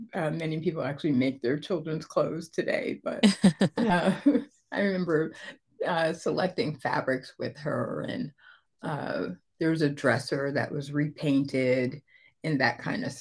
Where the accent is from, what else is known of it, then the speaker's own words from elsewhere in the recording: Connecticut, United States; moved away as an adult; now in Atlanta, United States; we moved here to Georgia from Connecticut. I grew up in the Northeast.